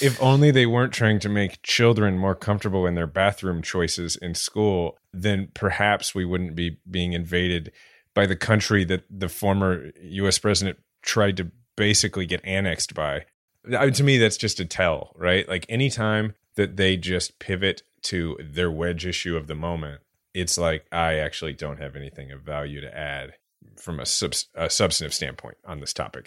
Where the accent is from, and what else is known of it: Kansas City, United States; born or raised there; now in New York, United States